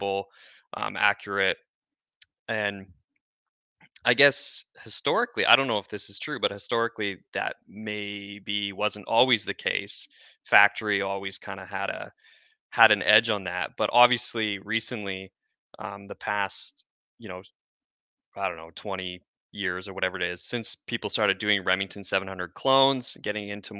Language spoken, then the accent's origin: English; Chilliwack, British Columbia, Canada; I'm Canadian, grew up in Chilliwack, grew up hunting, fishing, lots of shooting